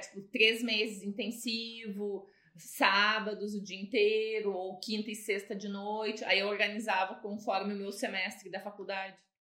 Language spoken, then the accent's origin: Portuguese; Novo Hamburgo, Rio Grande do Sul, Brazil; now in France; eu sou de Novo Hamburgo